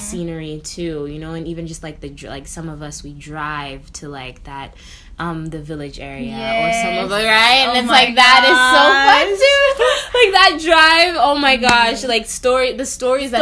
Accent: New York, United States; also born or lived in Nairobi, Kenya; I grew up in New York. So New York is actually technically home

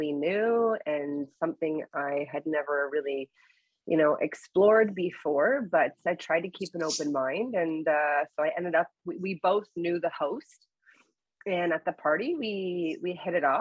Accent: Canada; I was born and raised here in Canada.

